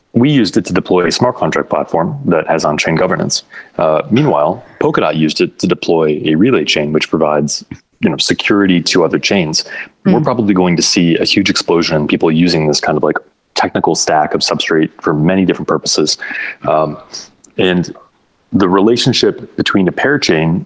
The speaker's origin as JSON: {"language": "English", "region": "Michigan", "country": "United States", "tie": "born or raised there", "said": "in my home state of Michigan here in the United States"}